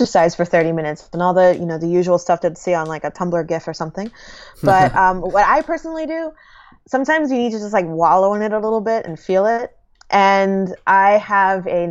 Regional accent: New York City, New York, United States; I'm a New Yorker

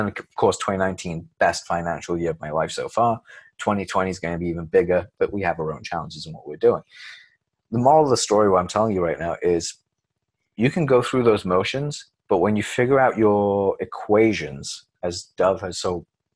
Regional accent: Leicester, East Midlands, United Kingdom; moved away as an adult; also born or lived in London; where I grew up in Leicester

